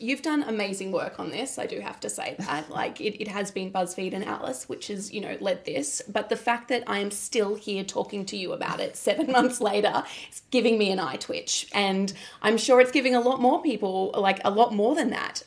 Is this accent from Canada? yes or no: no; Mount Gambier, South Australia, Australia; I was born in Mount Gambier